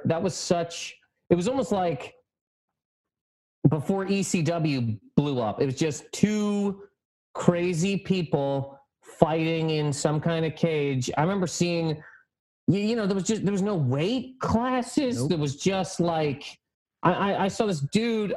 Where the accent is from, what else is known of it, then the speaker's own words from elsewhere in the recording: Halifax, Nova Scotia, Canada; now in New York, United States; I'm from Halifax, Nova Scotia, the east coast of Canada